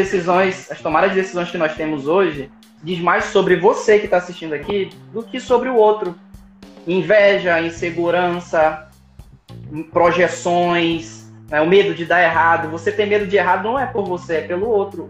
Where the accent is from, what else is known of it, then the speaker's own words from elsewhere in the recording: Manaus, Amazonas, Brazil; Eu sou de Manaus